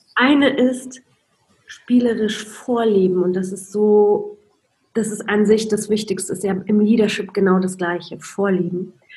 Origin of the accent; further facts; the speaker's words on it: Poland; moved away; ich bin in Polen aufgewachsen. Es war im Kommunismus